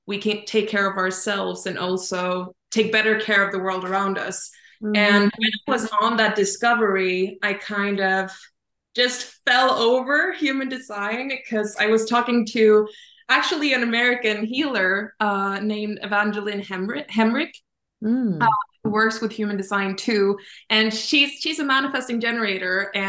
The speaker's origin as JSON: {"language": "English", "country": "Sweden", "said": "I'm from Sweden"}